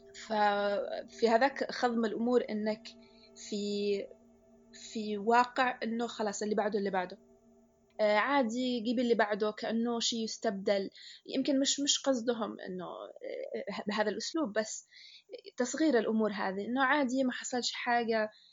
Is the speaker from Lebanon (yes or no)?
no; Yemen; احنا يمني